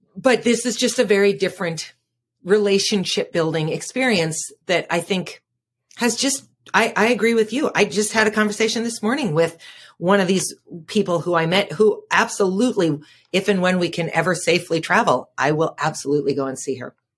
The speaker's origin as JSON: {"language": "English", "town": "Fargo", "region": "North Dakota", "country": "United States", "said": "I'm from Fargo, North Dakota"}